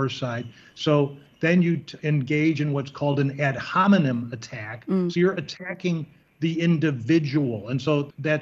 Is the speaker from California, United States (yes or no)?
no; Chicago, Illinois, United States; I'm from Chicago